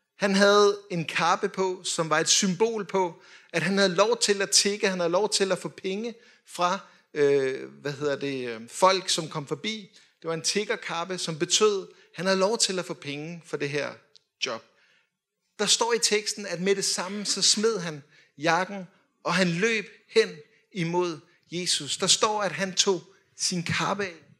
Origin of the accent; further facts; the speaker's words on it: Denmark; vi er jo danskere